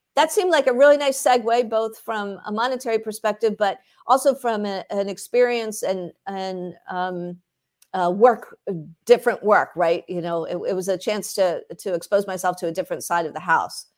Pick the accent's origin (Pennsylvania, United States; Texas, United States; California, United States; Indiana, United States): Pennsylvania, United States; Philadelphia; I grew up in the Philadelphia area